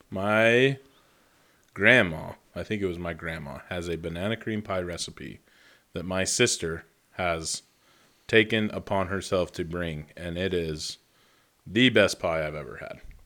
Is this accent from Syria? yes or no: no; Idaho, United States; I was born in Idaho